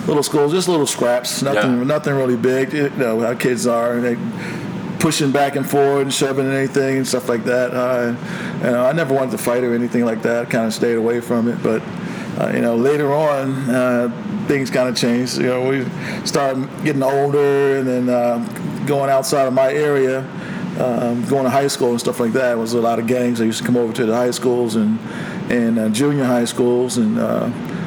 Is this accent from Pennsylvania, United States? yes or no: yes; Philadelphia, Pennsylvania, United States; When I grew up in Philadelphia, I was born there in North Philadelphia